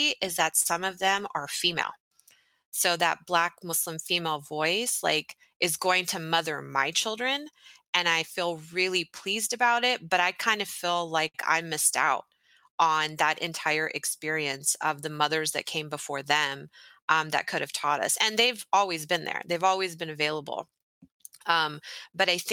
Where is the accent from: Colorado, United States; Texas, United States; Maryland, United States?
Texas, United States; I grew up in Texas